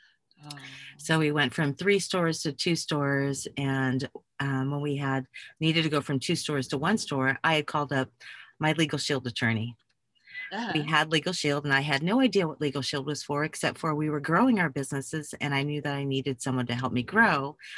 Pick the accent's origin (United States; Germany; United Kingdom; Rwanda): Germany; Well, I grew up as an Army brat. I loved my childhood. I grew up in Germany